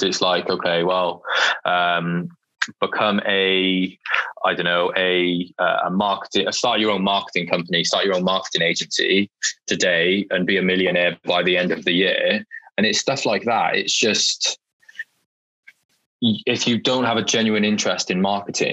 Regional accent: Welsh, Wales, United Kingdom; I'm a Welsh student

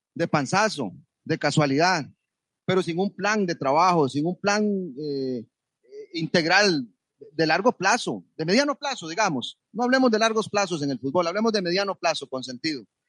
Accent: Costa Rica; nosotros como costarricenses

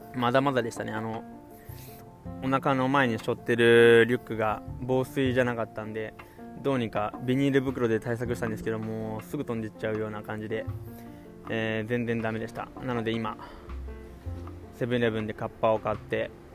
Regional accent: Kawasaki, Kanagawa, Japan; 僕のえー、地元の神奈川は特に川崎市の方なんかは雪なんて積もるのは2年に1回とか

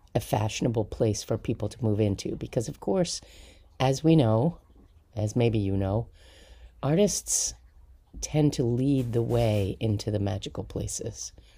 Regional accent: Palisades, New York, United States; I grew up in Sneedon's Landing in New York, just outside of Manhattan

